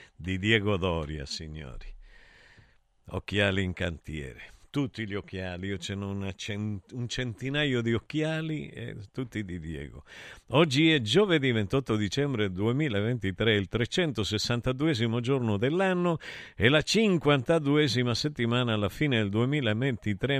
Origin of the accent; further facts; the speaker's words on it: Taurianova, Calabria, Italy; mio paese di Taurianova